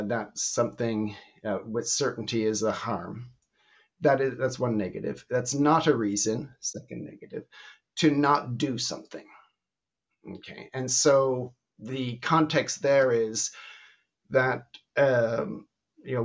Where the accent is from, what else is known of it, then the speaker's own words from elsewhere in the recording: Canada; now in Belgium; I'm originally Canadian, living in Belgium for the last 40 years